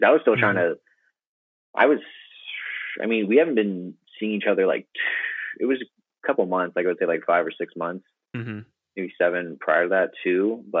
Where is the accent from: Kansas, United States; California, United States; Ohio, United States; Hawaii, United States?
Hawaii, United States; growing up in Hawaii, like I was, like a lot of my friends and everything were Filipino